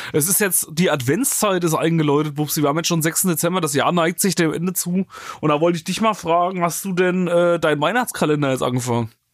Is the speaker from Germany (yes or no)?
yes; near Hildburghausen, Thuringia, Germany; now in Cologne, Germany; ich wohne, komme ja nicht direkt aus Hildburghausen, aber aus der Nähe von Hildburghausen